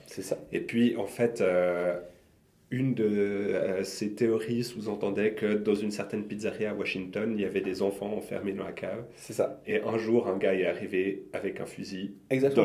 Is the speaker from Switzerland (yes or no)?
yes; Lausanne, Vaud, Switzerland; chez nous, à Lausanne